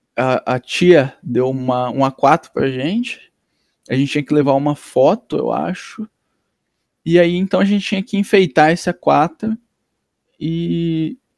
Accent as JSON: {"language": "Portuguese", "town": "Londrina", "region": "Paraná", "country": "Brazil", "tie": "born or raised there", "also_born_or_lived": "Nova Iguaçu, Rio de Janeiro / Ivaiporã/Itamaiana, Paraná / Grandes Rios, Paraná", "said": "Até parar em Londrina em quando tinha seis anos"}